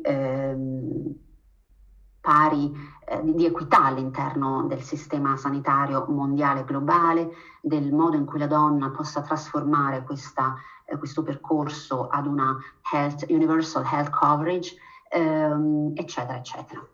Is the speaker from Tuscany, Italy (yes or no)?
no; Abruzzo, Italy; moved away as an adult; also born or lived in Germany; now in Switzerland; io sono nata e cresciuta in Abruzzo